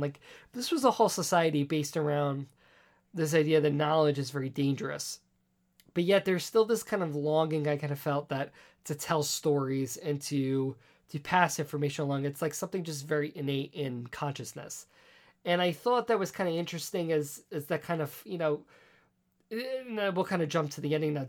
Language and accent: English; New York City, New York, United States; growing up on Staten Island, being an island